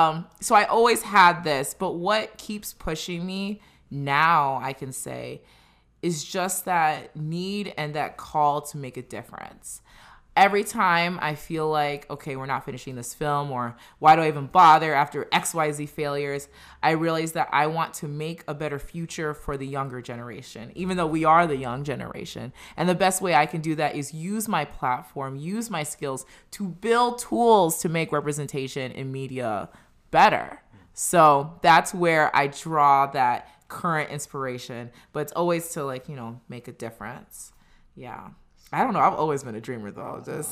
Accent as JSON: {"language": "English", "country": "Nigeria", "moved": "yes", "said": "So you see, I came with my parents from Nigeria. So with that immigrant mentality, it's like you can take on the world."}